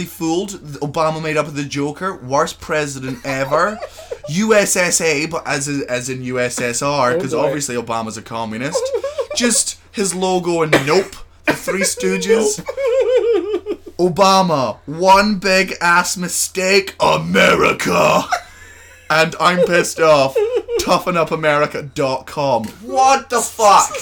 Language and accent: English; Scotland, United Kingdom; I'm from Scotland